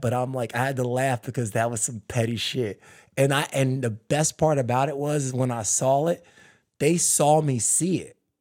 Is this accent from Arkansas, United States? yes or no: no; New Jersey, United States; also born or lived in Philadelphia, Pennsylvania; now in California, United States; I was born in Philly, and I grew up in Jersey